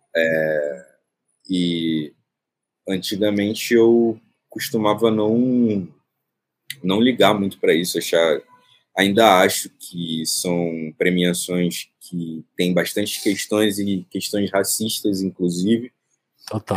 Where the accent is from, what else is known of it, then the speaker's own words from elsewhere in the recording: Rio de Janeiro, Brazil; eu nasci no Morro do Urubu, que fica na zona norte do Rio de Janeiro